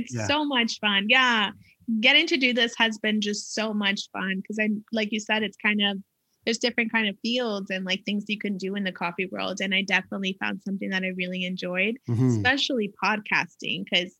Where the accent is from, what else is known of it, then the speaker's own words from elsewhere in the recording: California, United States; No, I'm from California.